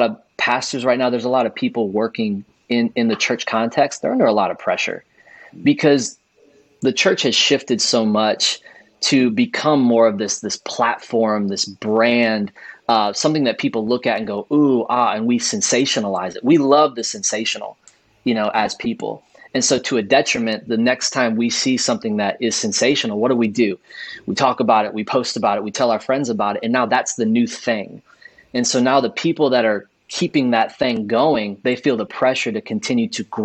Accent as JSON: {"language": "English", "area": "close to Chicago", "region": "Illinois", "country": "United States", "tie": "born or raised there", "said": "I grew up in Illinois, close to Chicago, watched Michael Jordan and the Bulls"}